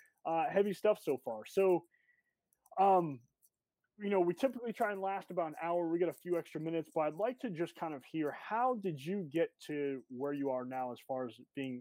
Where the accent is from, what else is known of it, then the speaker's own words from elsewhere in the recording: Massachusetts, United States; moved away; I'm from Massachusetts, so I'm a Boston fan.